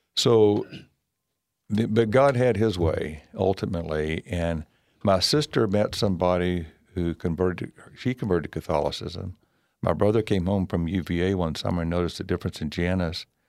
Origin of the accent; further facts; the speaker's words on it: Bryan, Texas, United States; I grew up here in Bryan and went to Stephen F. Austin